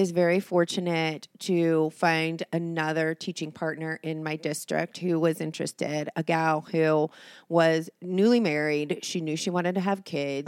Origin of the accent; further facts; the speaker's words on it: Oregon, United States; also born or lived in Ohio; now in Cincinnati, United States; I was born, um, in Oregon.